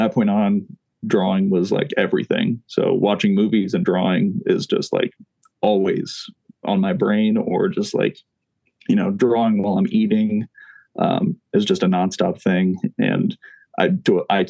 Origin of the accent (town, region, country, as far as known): Kokomo, Indiana, United States; also born or lived in Fort Wayne, Indiana